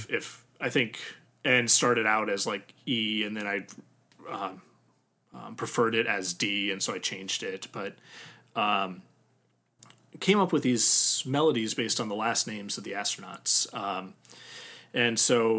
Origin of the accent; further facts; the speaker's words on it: Midwest, United States; first language English; also born or lived in Germany; growing up in the Midwest